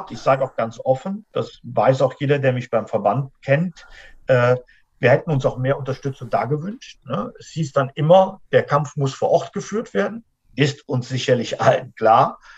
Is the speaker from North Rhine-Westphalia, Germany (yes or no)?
yes; North Rhine-Westphalia, Germany; wir sind alle Rheinländer.